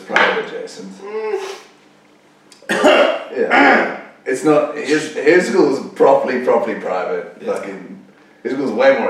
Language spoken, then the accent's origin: English; East London, Eastern Cape, South Africa; also born or lived in Johannesburg; I was born in Joburg, but I moved to East London when I was like 4.